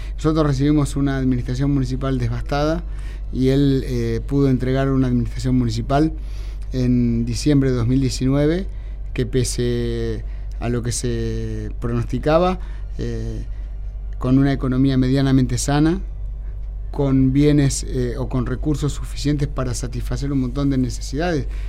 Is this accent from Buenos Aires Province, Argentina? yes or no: yes; Carlos Casares, Buenos Aires Province, Argentina; now in Mar del Plata, Argentina; mi pueblo, en Carlos Casares